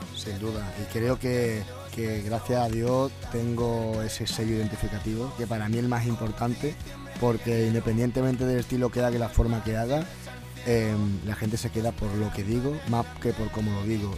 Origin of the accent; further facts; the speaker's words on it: Seville, Andalusia, Spain; desde pequeño eh, llevo yendo allí, me parece que, como al ser mi ciudad, al ser mi tierra